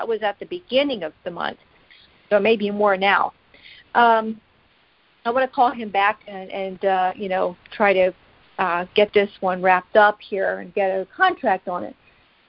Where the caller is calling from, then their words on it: Pennsylvania, United States; Mm-hmm. Can you hear me? I'm from Pennsylvania.